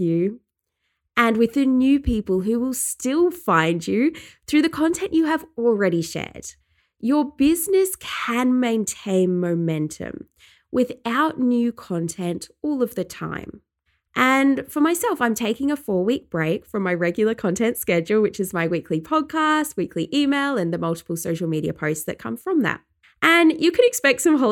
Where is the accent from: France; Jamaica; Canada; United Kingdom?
United Kingdom; England; now in Australia; where I grew up in England